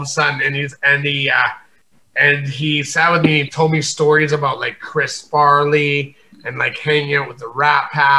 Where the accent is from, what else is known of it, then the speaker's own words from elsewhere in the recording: Calgary, Alberta, Canada; moved away; also born or lived in Nanaimo; I grew up in Calgary as a kid